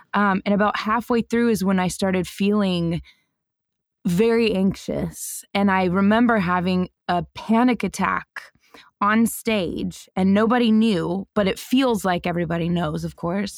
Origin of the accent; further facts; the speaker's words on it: Denver, Colorado, United States; I grew up in Denver, Colorado